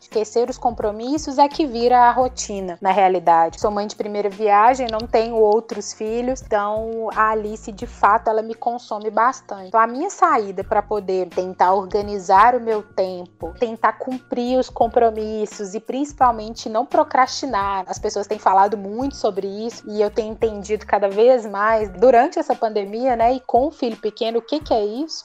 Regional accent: Belo Horizonte, Minas Gerais, Brazil; moved away; Belo Horizonte, que é até minha cidade natal

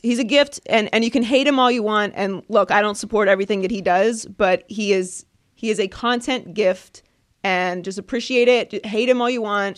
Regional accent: Pittsburgh, Pennsylvania, United States; I'm from Pittsburgh

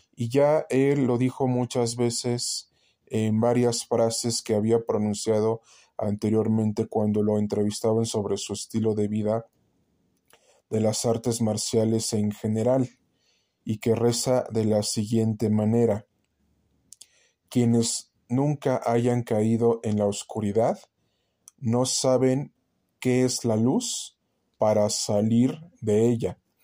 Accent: Mexico; nosotros como mexicanos

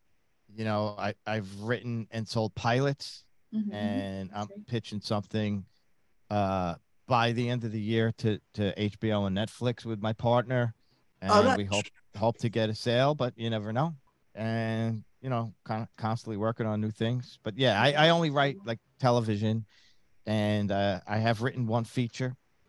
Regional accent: New York, United States; Long Island.

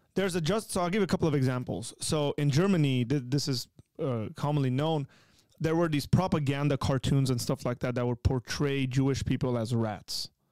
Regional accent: Armenia; moved away; born and raised in Armenia

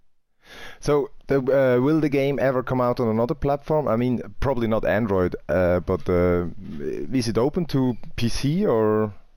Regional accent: Winterthur, Zurich, Switzerland; So I'm coming from Winterthur, that's like north of Zurich.

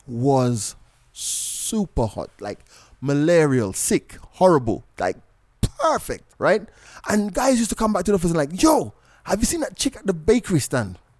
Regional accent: Jamaica; also born or lived in London; now in Kenya; I was born in London. I grew up in Jamaica

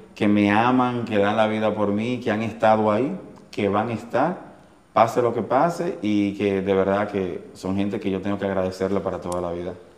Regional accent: Santiago de los Caballeros, Santiago, Dominican Republic; Prácticamente nací en la ensanche Román, viví un tiempo en Gurabo, me, me crié en Los Reyes, en el sector Los Reyes

